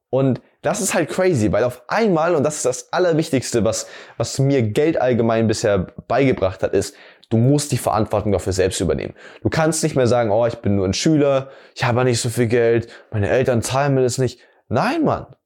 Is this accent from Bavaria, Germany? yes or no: yes; Amberg, Bavaria, Germany; mich durch Amberg, also die Stadt, wo ich herkomme, darum zu kutschieren